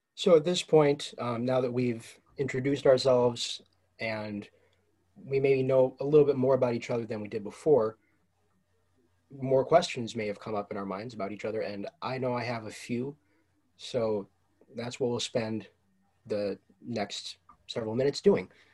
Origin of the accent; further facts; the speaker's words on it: Ann Arbor, Michigan, United States; also born or lived in Detroit area; I'm from Ann Arbor, Michigan